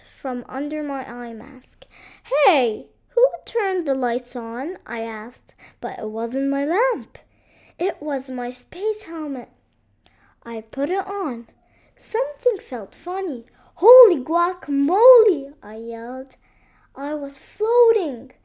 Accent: Beirut, Beirut Governorate, Lebanon; I'm from Lebanon, Beirut.

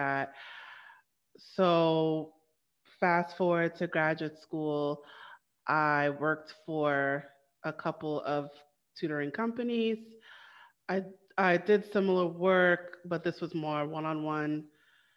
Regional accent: New York City, New York, United States; also born or lived in Trinidad and Tobago; I am from Brooklyn, New York

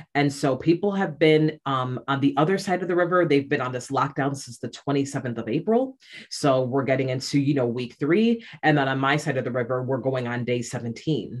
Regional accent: Rochester, New York, United States; now in Shanghai, China; I'm from upstate New York. I'm from Rochester, and um, where I live currently is Shanghai, China.

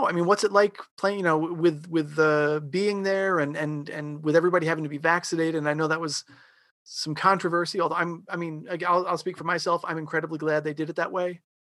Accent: Long Island, New York, United States; I grew up in New York, um, I grew up on Long Island.

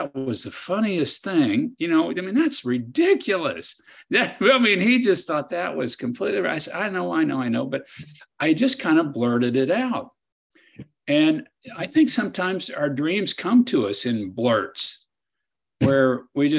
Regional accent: Kansas, United States; I'd try to practice law near my hometown and farm on the side.

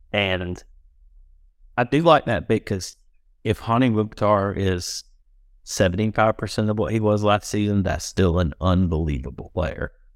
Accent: Georgia, United States; we are from Georgia

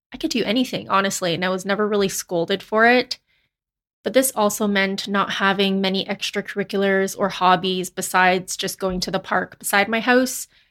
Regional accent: Canada; they immigrated to Canada, and then they had me

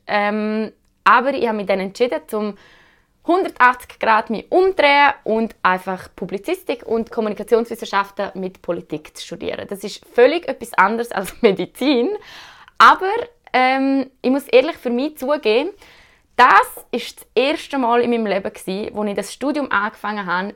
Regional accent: Switzerland; als Schweizer Bürgerinnen und Bürger

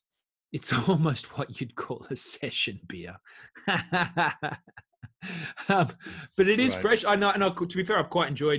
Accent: Australia; I'm Australian

